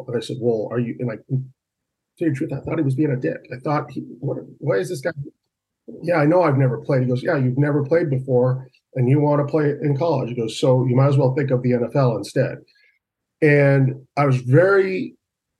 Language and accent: English; Huntington Beach, California, United States; born or raised there; moved away as an adult; also born or lived in Westminster, California